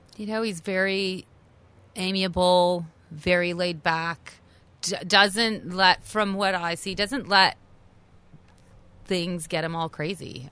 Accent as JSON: {"language": "English", "country": "Canada", "tie": "born or raised there", "also_born_or_lived": "New York City, United States", "moved": "as an adult", "said": "a native Canadian, lived in New York City for twenty years."}